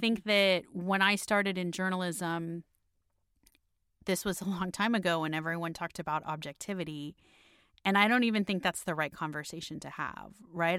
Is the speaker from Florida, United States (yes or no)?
yes; Miami, Florida, United States; moved away as an adult; also born or lived in London; now in Washington, D.C., United States; my hometown of Miami